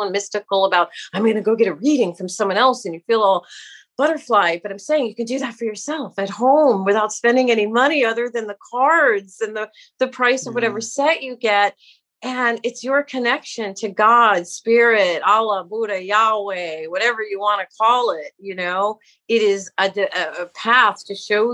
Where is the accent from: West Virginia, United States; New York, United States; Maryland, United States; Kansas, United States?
New York, United States; New York City; I grew up in New York City, right? As a kid, New York City in a public school